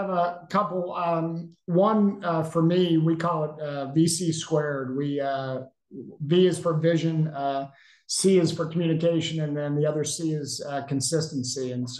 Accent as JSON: {"language": "English", "region": "New England", "country": "United States", "tie": "born or raised there", "said": "as a person growing up in New England, football is not as big as it is in the South."}